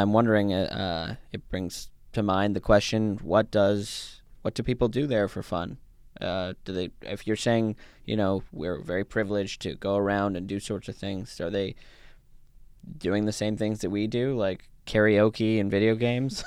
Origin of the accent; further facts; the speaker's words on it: Canada; also born or lived in South Africa; my parents are from South Africa, and I was born in South Africa, and I came to Canada, uh, when I was, when I was a kid